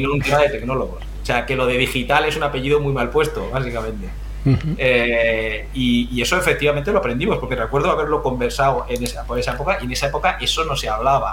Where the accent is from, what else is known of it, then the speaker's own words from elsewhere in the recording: Region of Murcia, Spain; Yo soy un, un murciano de adopción que empezó hace ya 51 años eh, crecí, crecí y me, formé, me desarrollé allí